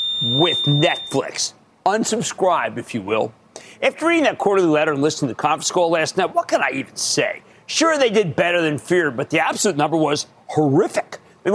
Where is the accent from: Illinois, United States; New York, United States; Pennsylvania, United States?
Pennsylvania, United States; moved away; my home state of Pennsylvania.